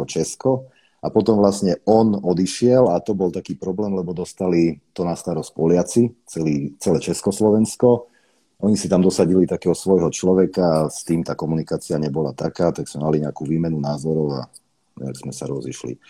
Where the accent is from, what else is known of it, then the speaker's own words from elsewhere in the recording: Košice, Košice Region, Slovakia; moved away as an adult; Narodil som sa v Košiciach, tam som žil do svojich 20 rokov, 22